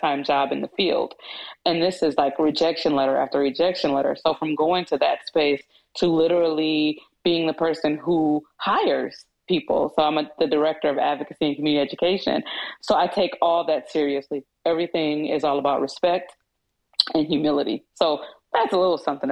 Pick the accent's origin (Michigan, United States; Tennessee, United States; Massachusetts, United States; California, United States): Michigan, United States; Kalamazoo; I was born and raised in Kalamazoo, Michigan